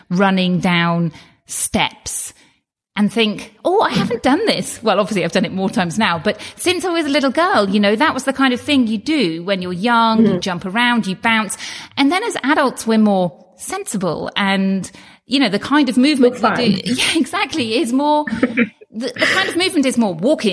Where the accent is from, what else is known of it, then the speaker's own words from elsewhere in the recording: United Kingdom; as a British person, we don't get health bills in the same way as you do in the United States